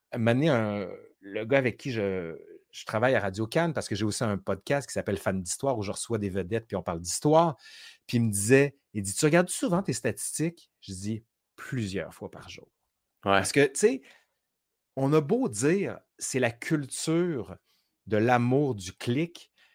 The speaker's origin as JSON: {"language": "French", "town": "Quebec City", "region": "Quebec", "country": "Canada", "also_born_or_lived": "France", "accent": "Sainte-Foy (Québécois)", "moved": "as an adult", "lives_now": "Montreal, Canada", "said": "j'ai mon accent de Sainte-Foy"}